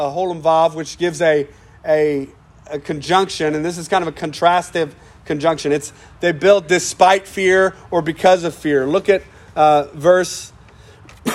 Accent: United States; We're American

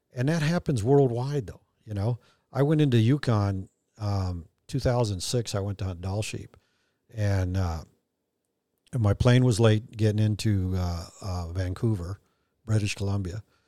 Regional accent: Mexico; moved away; I have dual citizenship and, and I was born in Mexico and I, I'm fluent in Spanish

